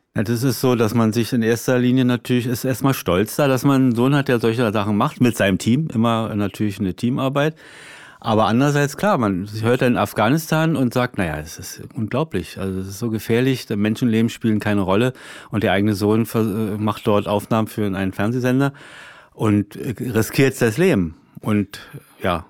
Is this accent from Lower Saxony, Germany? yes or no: no; Berlin, Germany; als Berliner